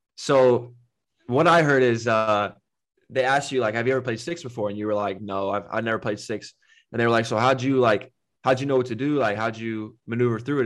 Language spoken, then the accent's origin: English; United States; now in Valencia, Spain